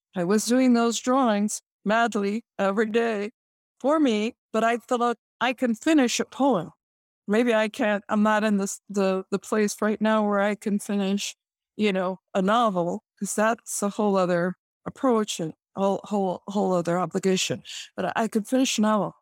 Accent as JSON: {"language": "English", "town": "Chicago", "region": "Illinois", "country": "United States", "tie": "born or raised there", "said": "I am born and raised in Chicago"}